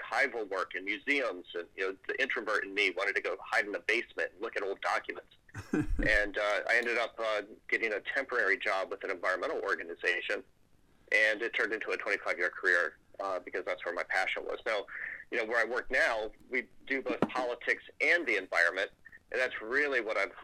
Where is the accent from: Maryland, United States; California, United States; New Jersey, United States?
Maryland, United States; St. Mary's County; growing up on the Chesapeake Bay in Southern Maryland, in St. Mary's County, Maryland